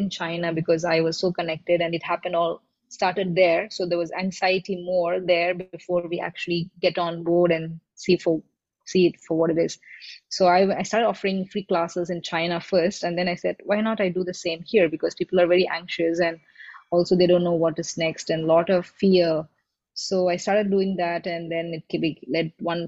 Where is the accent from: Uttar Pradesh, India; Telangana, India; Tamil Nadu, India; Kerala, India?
Tamil Nadu, India; Chennai; moved away as an adult; I grew up in Chennai